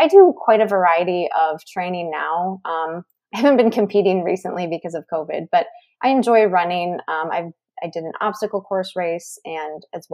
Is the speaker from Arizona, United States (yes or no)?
no; Minneapolis, Minnesota, United States; also born or lived in Ithaca, New York; I was born and raised in the Twin Cities here